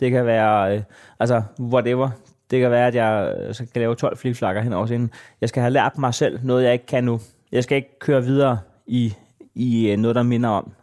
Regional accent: Næstved, Zealand, Denmark; jeg er fra Næstved

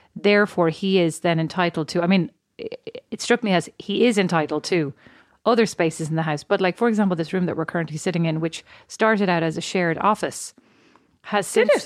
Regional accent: Ireland; now in United States; I'm Irish

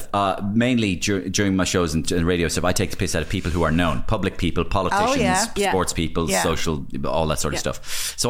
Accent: Ireland; And I love Ireland. And I love being Irish.

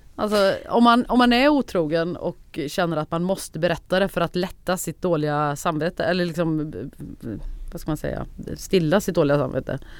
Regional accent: Värmland, Sweden; accent: Värmland dialect; also born or lived in Gothenburg; now in Stockholm, Sweden; jag pratar så mycket värmländska som jag gör

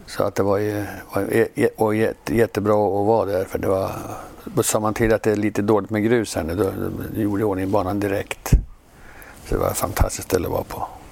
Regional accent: Sweden; moved away as an adult; also born or lived in United States; vi svenskar

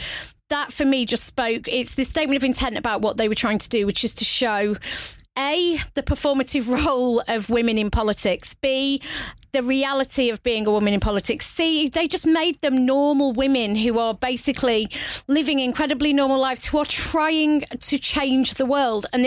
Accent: United Kingdom; I'm British

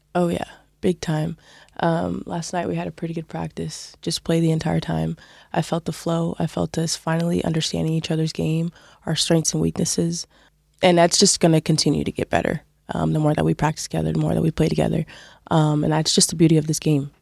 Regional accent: California, United States; moved away as an adult; also born or lived in Utah; now in Waterford, Ireland; I grew up in California

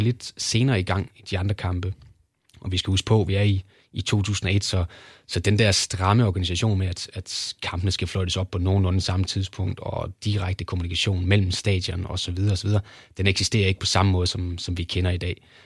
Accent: Kolding, Southern Denmark, Denmark; jeg er fra Kolding af, så der havde vi jo tyske kanaler

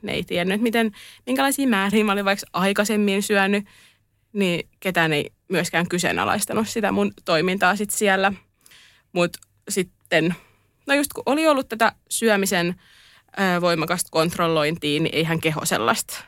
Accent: Turku, Southwest Finland, Finland; Olen Turusta.

